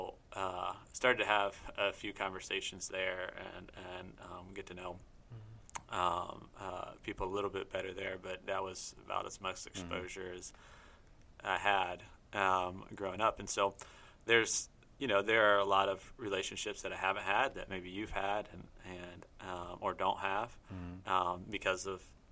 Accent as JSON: {"language": "English", "town": "Germantown", "region": "Ohio", "country": "United States", "tie": "born or raised there", "said": "I'm from Germantown, Ohio, southwest of Dayton"}